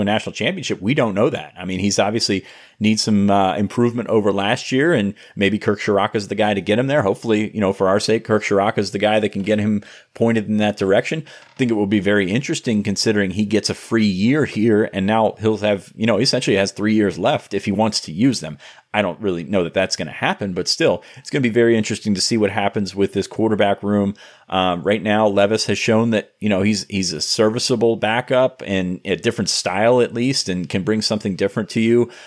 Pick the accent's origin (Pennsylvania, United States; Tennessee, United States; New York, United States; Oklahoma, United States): Pennsylvania, United States; Franklin County, southern; I grew up in Franklin County